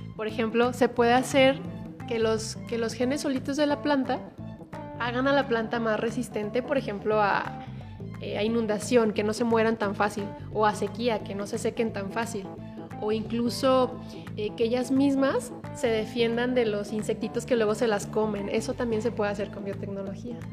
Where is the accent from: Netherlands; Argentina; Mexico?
Mexico; de México